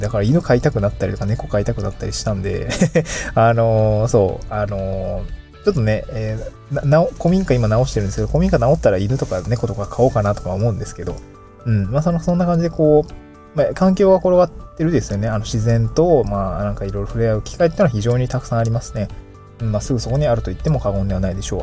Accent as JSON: {"language": "Japanese", "region": "Niigata", "country": "Japan", "tie": "born or raised there", "also_born_or_lived": "Aomori / Tokyo", "moved": "yes", "lives_now": "Awaji Island, Japan", "said": "どちらも私も妻も、えー、田舎で育ってます。私は新潟県だし"}